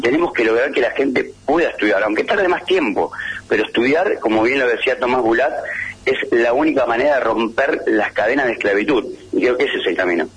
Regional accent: Pergamino, Buenos Aires Province, Argentina; moved away as an adult; yo soy de Pergamino, para irme a estudiar me tuve que ir a Buenos Aires

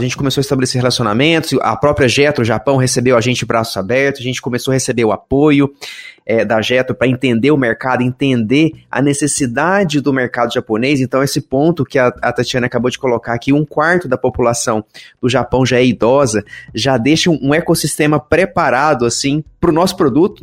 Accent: Brazil; como brasileiro

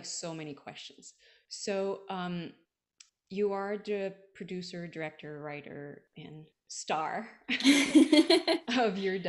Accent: Montreal, Quebec, Canada; now in Washington, United States; I'm from Montreal.

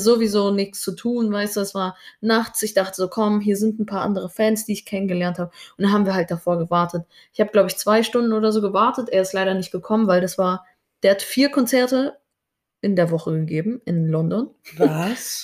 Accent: Germany; ich bin auch Deutsche

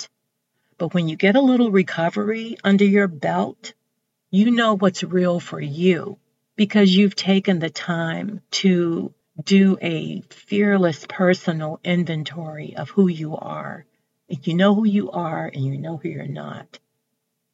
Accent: Texas, United States; I'm from Texas. I'm from the South

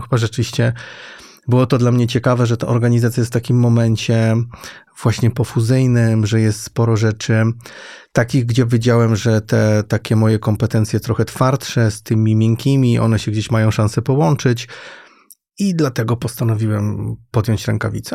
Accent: Świętokrzyskie Voivodeship, Poland; moved away as an adult; also born or lived in Łódź; Ja nie pochodzę z Łodzi, pochodzę ze Świętokrzyskiego, ale w Łodzi studiowałem

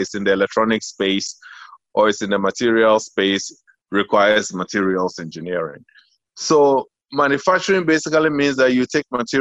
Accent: Accra, Greater Accra, Ghana; moved away as an adult; also born or lived in United States; I was born in East Lagos when it was still called Baoleshi. I still prefer to say my hometown is Baoleshi

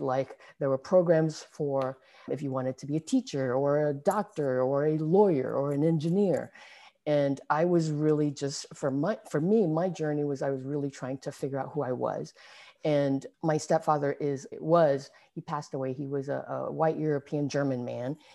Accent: Singapore; moved away as an adult; now in San Francisco Bay Area, United States; I was born in, born and raised in Singapore. I didn't, I left when I was twenty-three, actually, so I was already, you know, an adult

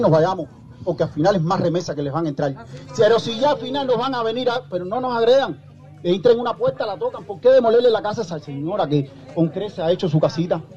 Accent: Cuba; Simplemente somos cubanos

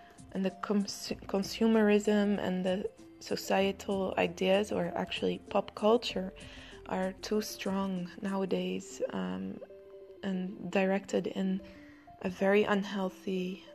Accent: Amsterdam, North Holland, Netherlands; in the Netherlands, where I come from Amsterdam

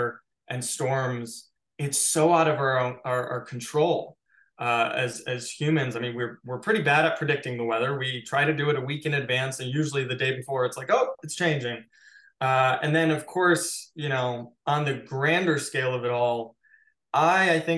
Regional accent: Chicago, Illinois, United States; now in Los Angeles, United States; I grew up in Chicago

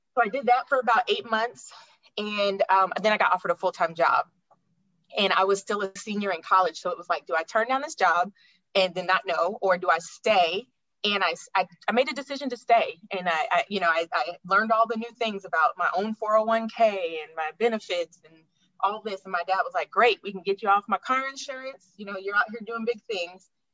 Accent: Alaska, United States; moved away; also born or lived in Florida; I enjoyed my time growing up there

